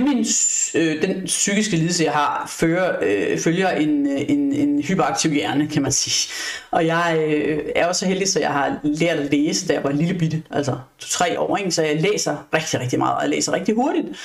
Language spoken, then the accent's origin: Danish; Odense, Southern Denmark, Denmark; now in Frederiksberg, Denmark; jeg er oprindeligt fra Odense